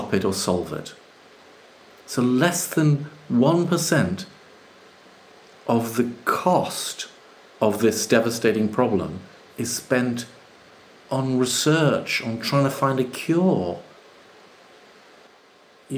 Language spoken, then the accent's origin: English; Jamaica; now in United Kingdom; I grew up in Jamaica